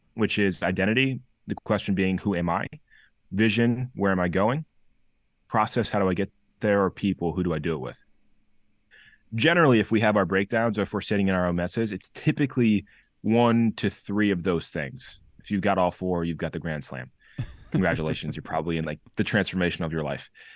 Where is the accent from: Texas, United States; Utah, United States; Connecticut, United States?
Connecticut, United States; Chester; also born or lived in New Haven, Connecticut; was raised, born and raised in Chester, Connecticut